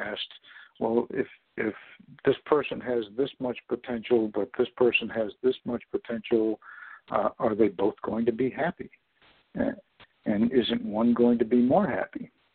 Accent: Corning, New York, United States; I was born in Corning, New York

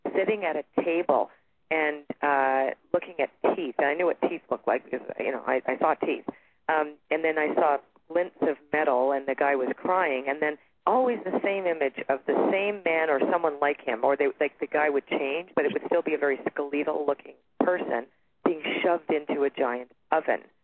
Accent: Toronto, Ontario, Canada; now in Sedona, United States; I'm originally from Toronto, Canada, and I live in Sedona, Arizona right now.

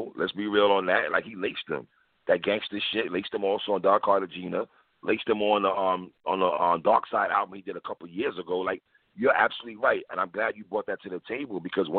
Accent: New York City, New York, United States; moved away as an adult; now in South Florida, United States; So as me and you as Brooklyn dudes

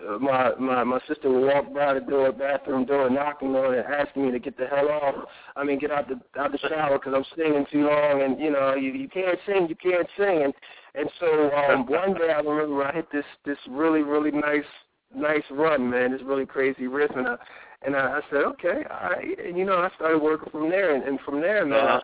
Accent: Philadelphia, Pennsylvania, United States; growing up in Philly

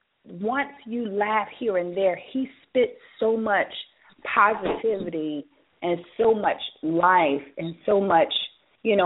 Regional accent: Durham, North Carolina, United States; moved away; right down the street from my hometown

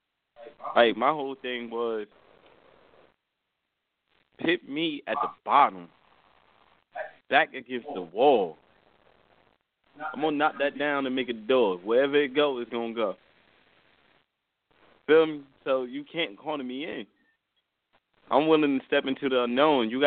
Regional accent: Newark, New Jersey, United States; I come from Newark

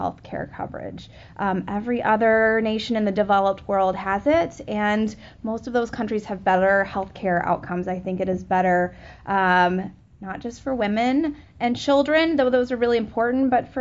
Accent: Oak Park, Illinois, United States; I'm from Oak Park, Illinois.

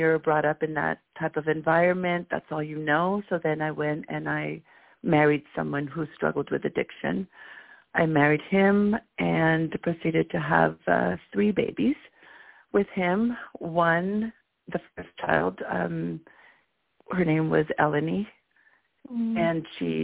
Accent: Guatemala; now in Bay Area, United States; I'm also from Guatemala

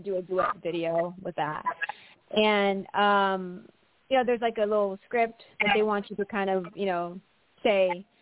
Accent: Philippines; moved away as an adult; now in United States; I was born and raised in the Philippines

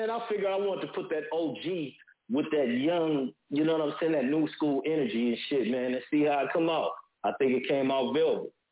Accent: San Diego, California, United States; moved away as an adult; now in Houston, United States; Calling from Houston and shit. But San Diego, I'm from San Diego though.

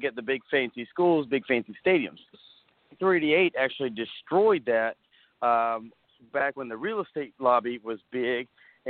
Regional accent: United States; I grew up in Caldwell County

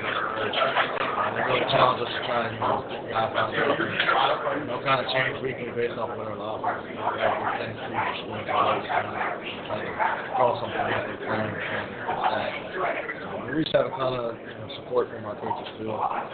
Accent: Philadelphia, Pennsylvania, United States; from Philly, too

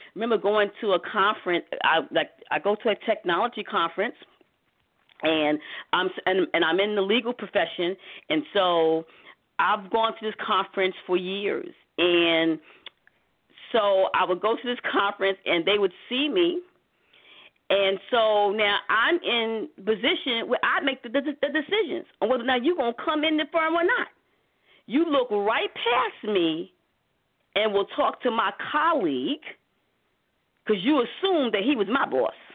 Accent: New York City, New York, United States; me growing up in Harlem

